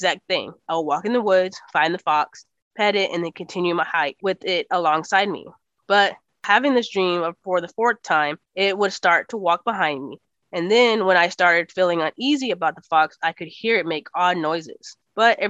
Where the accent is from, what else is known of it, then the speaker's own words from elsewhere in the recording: Texas, United States; accent: Texas; it's my Texas accent